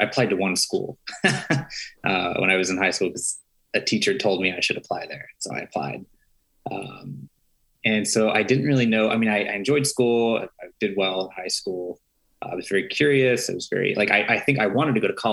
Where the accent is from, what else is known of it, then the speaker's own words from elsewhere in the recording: Slaughterville, Oklahoma, United States; moved away as an adult; now in Chicago, United States; I grew up in Slaughterville, Oklahoma